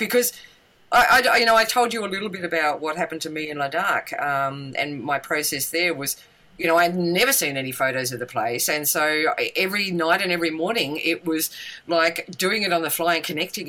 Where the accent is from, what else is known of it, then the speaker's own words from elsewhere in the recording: Tasmania, Australia; I come from Tasmania